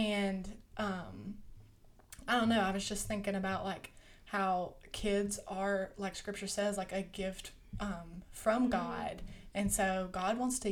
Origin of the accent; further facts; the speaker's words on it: Monroe, Louisiana, United States; I'm from Monroe, Louisiana. I'm not from Caldwell, like these two guys